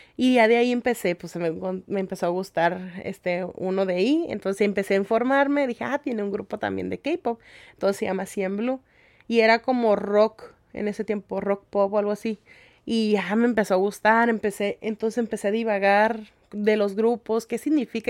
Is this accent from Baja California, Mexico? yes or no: yes; Ensenada, Baja California, Mexico; yo nací aquí, mis papás, este, pues mi mamá es de Zacatecas y mi papá es de Michoacán